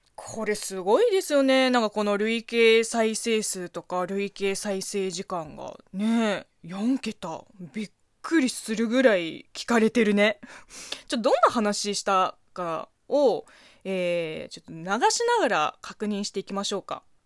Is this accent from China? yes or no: yes; China; Japanese is a second language; moved away as an adult; also born or lived in Beijing / Japan; 中国生まれ中国育ちの私